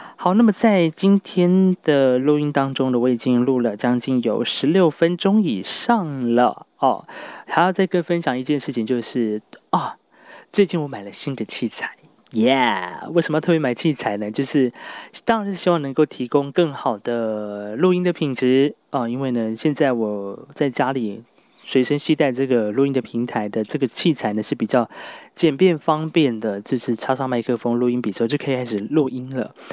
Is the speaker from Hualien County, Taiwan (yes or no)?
yes; Hualien, Hualien County, Taiwan; 我是来自花莲的阿敏族